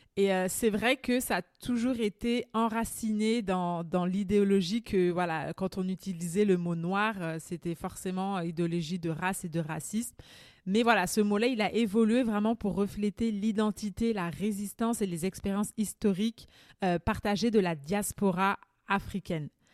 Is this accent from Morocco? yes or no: no; Martinique; now in Canada; je suis martiniquaise